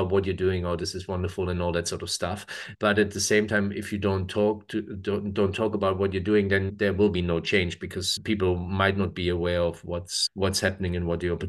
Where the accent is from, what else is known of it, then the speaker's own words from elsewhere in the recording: Germany; English is a second language; now in New Zealand; And I grew up in Germany, so obviously.